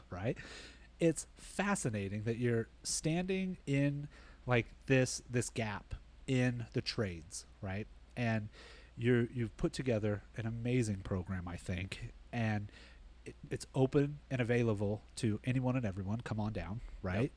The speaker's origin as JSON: {"language": "English", "town": "Bullhead City", "region": "Arizona", "country": "United States", "tie": "born or raised there", "also_born_or_lived": "Las Vegas", "moved": "yes", "said": "I grew up in Bullhead City"}